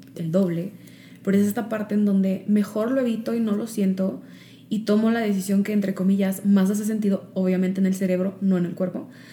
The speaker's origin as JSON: {"language": "Spanish", "country": "Mexico", "also_born_or_lived": "Chicago", "moved": "as an adult", "said": "cuando me mudé de regreso a México, porque cuando me fui de México a Chicago"}